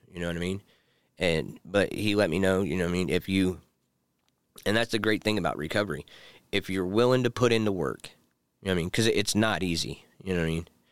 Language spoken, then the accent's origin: English; Pendleton, Indiana, United States; now in Anderson, United States; I grew up in, like, Pendleton, Ingalls area, but I moved to the east side of Indianapolis, like, twenty years ago